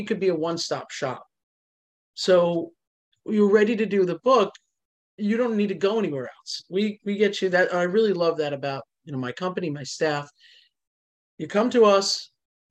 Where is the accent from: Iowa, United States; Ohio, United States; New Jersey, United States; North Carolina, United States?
New Jersey, United States; I am Italian and from New Jersey.